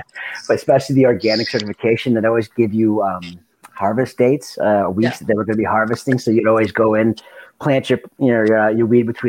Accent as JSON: {"language": "English", "region": "Southwestern Ontario", "country": "Canada", "also_born_or_lived": "British Columbia", "moved": "as an adult", "said": "I came from Ontario, man. Puffing a joint in public was sacrilege."}